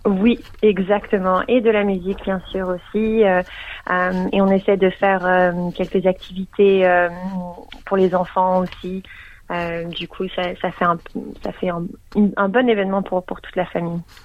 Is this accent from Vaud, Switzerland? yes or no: no; Geneva, Switzerland; now in Melbourne, Australia; je viens de Genève, donc euh, je parle français